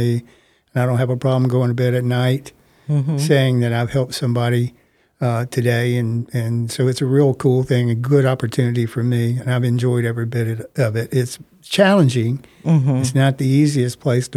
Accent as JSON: {"language": "English", "region": "Mississippi", "country": "United States", "tie": "born or raised there", "moved": "as an adult", "lives_now": "Tacoma, United States", "said": "my home state of Mississippi"}